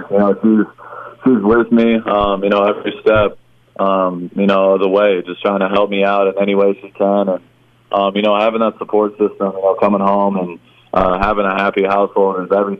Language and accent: English; Michigan, United States; for me, I was coming from Michigan, so football's a little bit different in Michigan than it is in Texas.